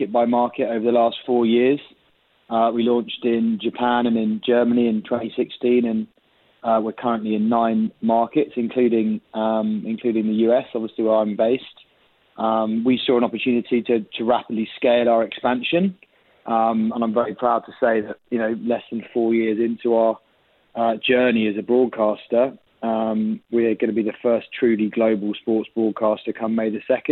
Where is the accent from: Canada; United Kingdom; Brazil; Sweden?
United Kingdom; now in United States; speaking as a Brit abroad